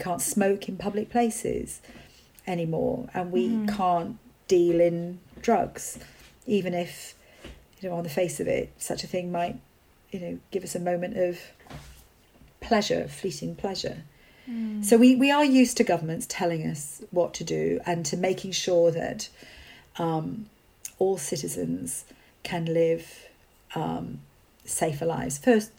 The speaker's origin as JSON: {"language": "English", "region": "Wales", "country": "United Kingdom", "tie": "born or raised there", "said": "So I grew up in Wales without, not living on a farm, but still feeling that was part of my heritage and still, you know, part of my background."}